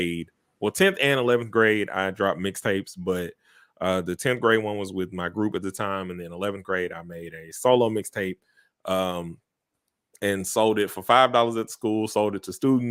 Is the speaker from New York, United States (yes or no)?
no; Little Rock, Arkansas, United States; I am from Little Rock, Arkansas, the south side of Little Rock, Arkansas